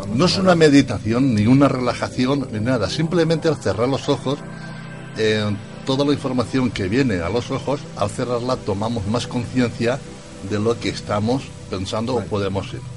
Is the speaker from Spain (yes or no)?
yes; Spain; yo nací en España